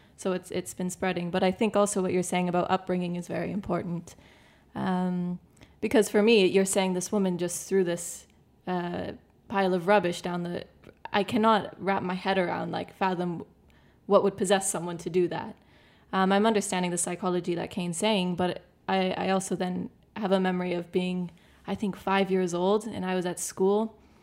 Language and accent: English; Canada; moved away as an adult; now in Malta; I grew up in Canada